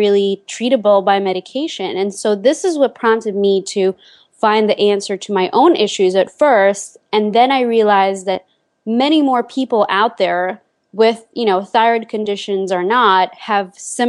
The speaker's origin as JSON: {"language": "English", "country": "Lithuania", "tie": "born or raised there", "moved": "as an adult", "lives_now": "United States", "said": "I spent my childhood and my teenage years in Lithuania"}